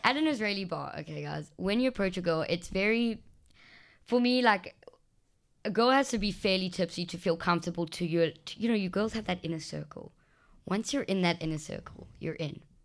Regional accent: South Africa; I'm going from South Africa

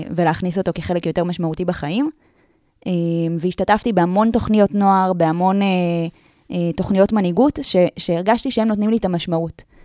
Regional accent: Tel Aviv, Tel Aviv District, Israel; אני גדלתי בתל אביב

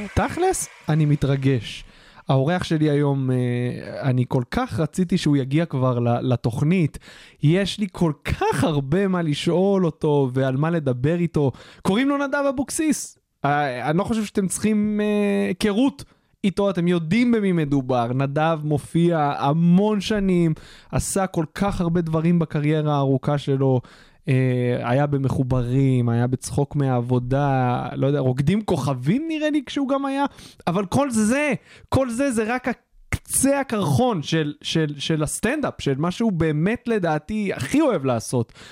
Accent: Israel; גם אני גדלתי בפריפריה, בבית דתי

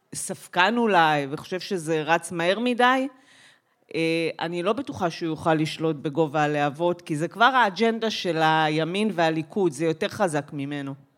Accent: Migdal HaEmek, Northern District, Israel; moved away; אני גדלתי במגדל העמק

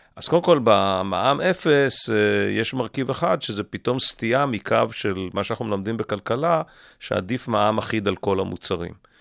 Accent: Israel; אני גדלתי בקיבוץ לא רחוק מכאן

